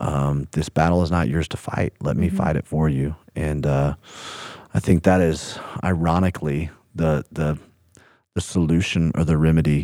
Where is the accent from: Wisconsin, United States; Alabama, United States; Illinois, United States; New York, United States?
Alabama, United States; Birmingham; Hey, you know, I grew up in Birmingham, Alabama. So country music through and through.